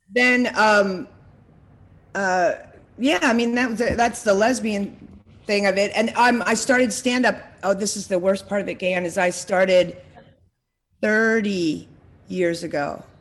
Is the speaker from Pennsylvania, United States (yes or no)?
yes; Lancaster County, Pennsylvania, United States; moved away; also born or lived in Secaucus, New Jersey; I'm from Amish County, Amish country, Lancaster County, Pennsylvania.